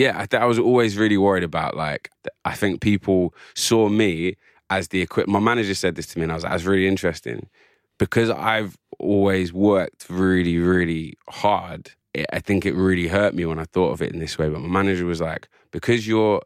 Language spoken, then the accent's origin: English; England, United Kingdom; I'm English officially, but I have a very complex, as all of us do, all of us colonized peoples have a very complicated relationship with the history of this country.